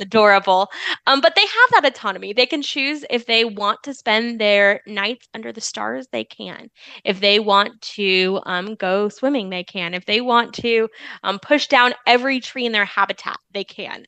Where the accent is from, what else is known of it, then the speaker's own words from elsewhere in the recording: Arizona, United States; moved away as an adult; also born or lived in Florida; now in Tennessee, United States; I'm from Arizona.